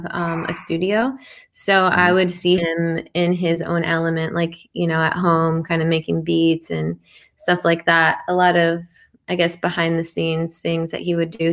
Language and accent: English; Pasadena, California, United States; I am from Pasadena, California